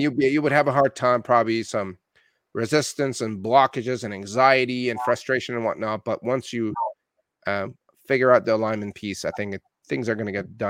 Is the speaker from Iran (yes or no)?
yes; Iran; also born or lived in Canada; I'm Iranian Canadian, and there's a lot going on in Iran right now